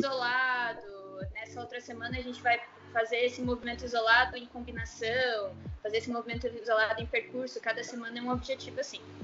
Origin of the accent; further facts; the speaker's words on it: Curitiba, Paraná, Brazil; eu sou de Curitiba